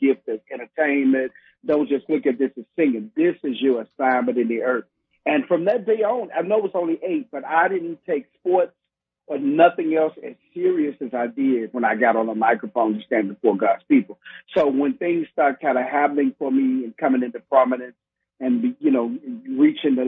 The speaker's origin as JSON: {"language": "English", "town": "Millington", "region": "Tennessee", "country": "United States", "tie": "born or raised there", "also_born_or_lived": "Memphis, Tennessee", "moved": "yes", "lives_now": "Houston, United States", "said": "I'm raised in the outskirts of Memphis, Tennessee, in a place called Millington, Tennessee"}